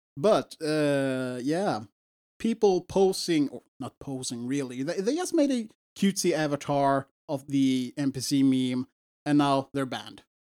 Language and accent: English; Sweden; English is a second language; we're from Sweden.